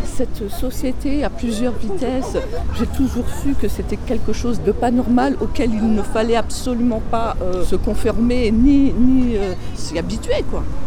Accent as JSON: {"language": "French", "town": "Paris", "region": "Île-de-France", "country": "France", "tie": "born or raised there", "also_born_or_lived": "Guadeloupe (parents' origin)", "said": "on a grandi, mes frères et sœurs et moi-même, dans un, ce qui s'appelle un, ghetto, une cité sordide du 20e arrondissement."}